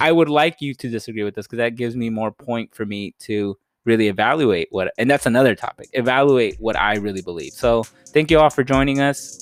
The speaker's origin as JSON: {"language": "English", "country": "United States"}